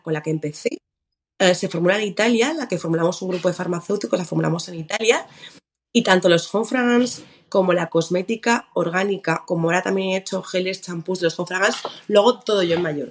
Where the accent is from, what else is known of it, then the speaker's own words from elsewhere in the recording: Mallorca, Balearic Islands, Spain; now in Madrid, Spain; yo soy mallorquina